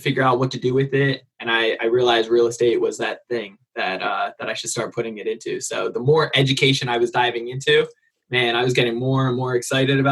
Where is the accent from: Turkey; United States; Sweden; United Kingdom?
United States; New Jersey; moved away; also born or lived in California; I'm from New Jersey originally. So East Coast